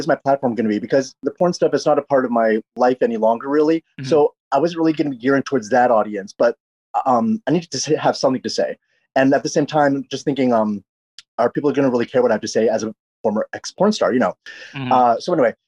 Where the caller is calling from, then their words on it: Los Angeles, California, United States; I'm calling from Los Angeles. I live in a Koreatown in Los Angeles.